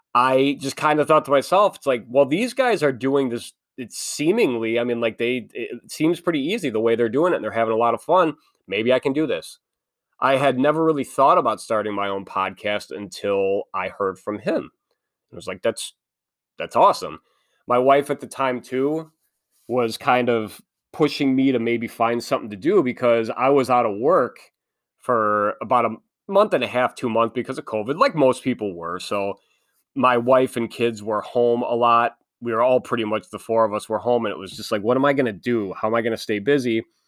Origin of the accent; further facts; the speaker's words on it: Midwest, United States; also born or lived in Illinois; I am from the Midwest. I live in Illinois.